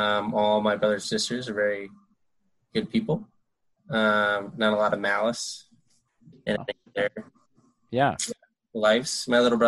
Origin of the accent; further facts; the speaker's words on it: Connecticut, United States; moved away as an adult; also born or lived in New York City / California / Colorado; now in Los Angeles, United States; When I was four, like right outside of New York City to Connecticut. And then stayed there till I was 18. And then we moved to California